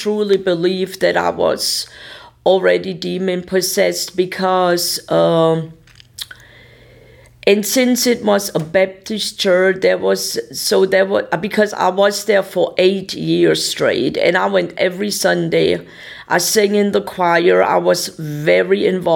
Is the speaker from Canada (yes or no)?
no; Germany; English is a second language; moved away as an adult; now in Tulsa, United States; I was from Germany